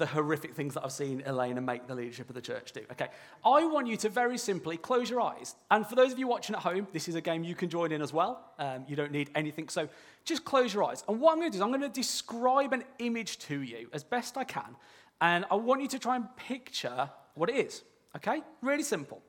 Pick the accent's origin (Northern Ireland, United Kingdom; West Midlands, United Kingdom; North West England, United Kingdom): West Midlands, United Kingdom; near Birmingham; I am from near Birmingham, all right? So I apologise if I sort of slip into some unintelligible language. I'm not speaking in tongues, all right? It's just my accent.